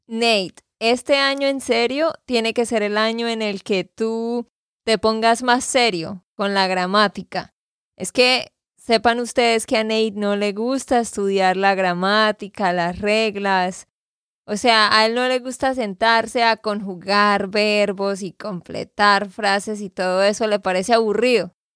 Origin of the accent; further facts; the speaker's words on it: Santander, Colombia; de Santander, Colombia